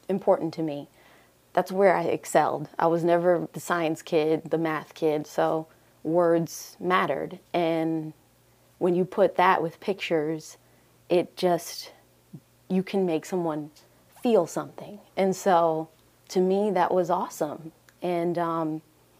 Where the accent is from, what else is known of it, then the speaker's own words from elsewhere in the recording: Fort Lauderdale, Florida, United States; also born or lived in Jamaica; now in Huntsville, United States; I grew up in Fort Lauderdale, but we left Jamaica. My mother left Jamaica when she was right after she had me, basically. So I'm really a Floridian, but I'm born in Jamaica